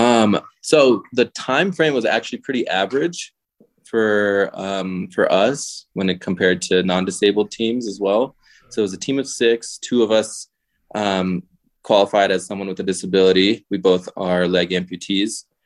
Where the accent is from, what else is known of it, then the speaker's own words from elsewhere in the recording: Connecticut, United States; moved away as an adult; also born or lived in Gujarat, India; now in Bozeman, United States; I grew up in Connecticut